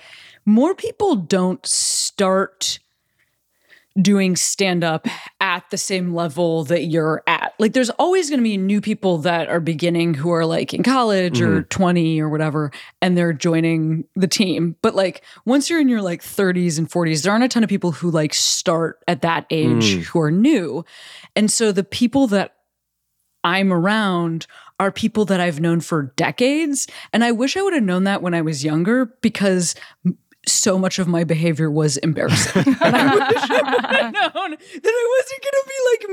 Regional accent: Chicago, Illinois, United States; moved away; I am from the suburbs of Chicago originally. And so like tornado drills and actual tornadoes, a part of my life growing up

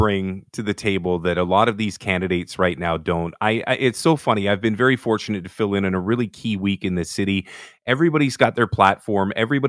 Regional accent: Toronto, Ontario, Canada; in Scarborough, you know, where I was born and raised

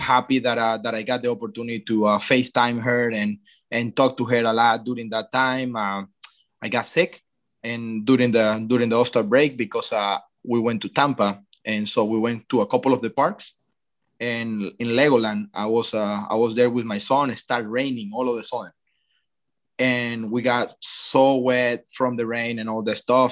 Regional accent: Venezuela; moved away; growing up in Venezuela

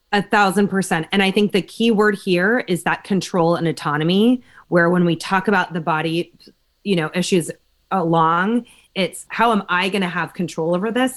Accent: Berkeley, California, United States; I grew up in Berkeley

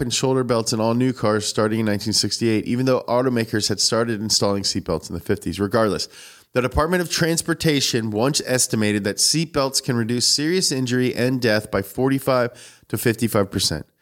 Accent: New Hampshire, United States; I'm from New Hampshire.

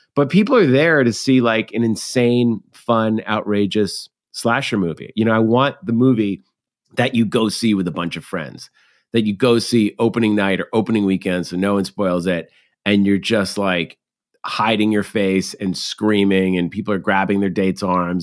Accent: Massachusetts, United States; we're growing up in Massachusetts

